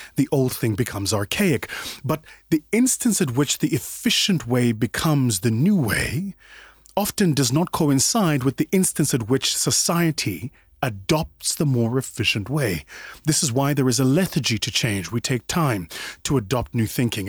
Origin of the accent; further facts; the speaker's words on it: South Africa; my home country, South Africa